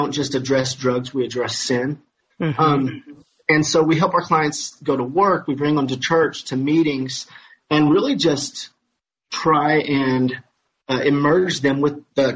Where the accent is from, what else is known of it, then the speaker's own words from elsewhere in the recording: Madisonville, Kentucky, United States; I'm from Madisonville, Kentucky